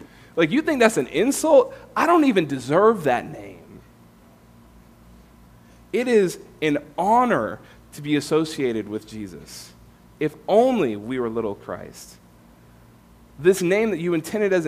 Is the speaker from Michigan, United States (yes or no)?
no; California, United States; moved away as an adult; also born or lived in Tampa, Florida; I'm from California, came to faith in Florida, Tampa, with InterVarsity